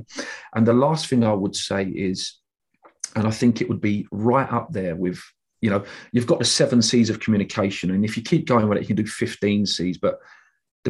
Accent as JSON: {"language": "English", "region": "England", "country": "United Kingdom", "said": "us as English people"}